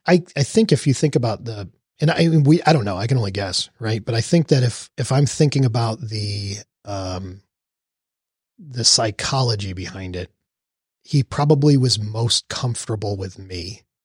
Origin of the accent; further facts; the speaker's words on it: Texas, United States; also born or lived in New York; growing up in New York and moving at a young age to Texas